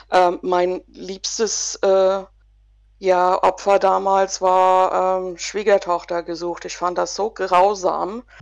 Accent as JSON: {"language": "German", "country": "United States", "tie": "born or raised there", "said": "46 Jahre, ähm, war schon einige Male hier, von daher kennen mich viele. Ich habe meine Kindheit in den USA verbracht."}